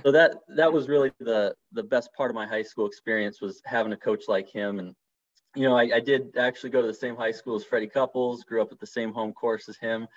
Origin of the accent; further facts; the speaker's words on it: Seattle, Washington, United States; moved away; I'm from Seattle, Washington originally